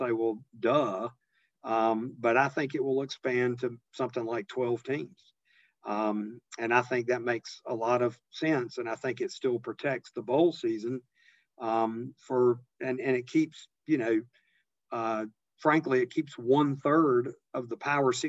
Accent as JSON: {"language": "English", "region": "Eastern North Carolina", "country": "United States", "tie": "born or raised there", "said": "I grew up very modestly in Eastern North Carolina in a little rural, on the edge of a little rural town"}